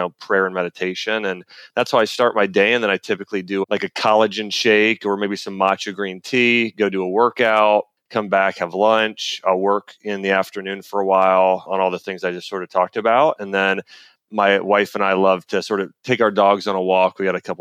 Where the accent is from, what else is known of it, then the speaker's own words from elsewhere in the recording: Dayton, Ohio, United States; now in Nashville, United States; I grew up in Ohio around Dayton and then sort of migrated south here. But Nashville is now home.